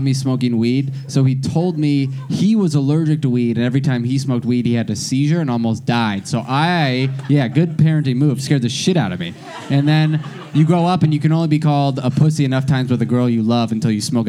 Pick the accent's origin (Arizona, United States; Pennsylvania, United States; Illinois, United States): Arizona, United States; Scottsdale; I grew up in Scottsdale, Arizona.